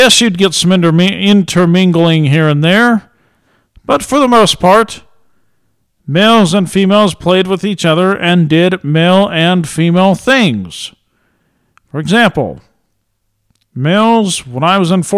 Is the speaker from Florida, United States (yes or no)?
no; Ontario, Oregon, United States; I lived in Ontario